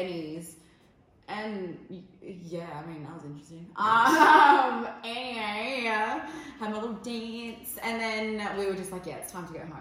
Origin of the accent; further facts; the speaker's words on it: Perth, Western Australia, Australia; we're from the South Side